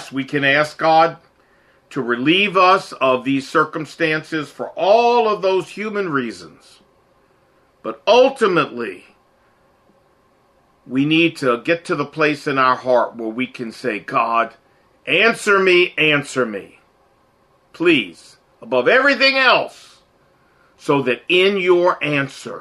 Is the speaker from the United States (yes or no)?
yes; Portsmouth, Virginia, United States; now in Washington, United States; I grew up in Portsmouth, Virginia